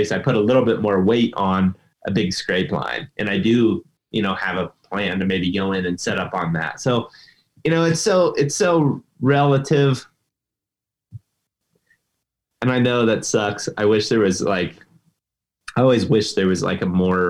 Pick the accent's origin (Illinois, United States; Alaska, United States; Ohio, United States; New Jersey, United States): Ohio, United States; my home state of Ohio